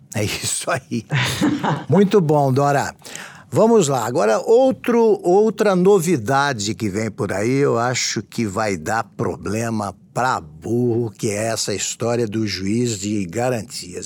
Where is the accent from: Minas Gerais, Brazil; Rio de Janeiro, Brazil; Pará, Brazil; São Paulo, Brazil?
São Paulo, Brazil; Taquaritinga; Taquaritinga, que é a cidade onde eu nasci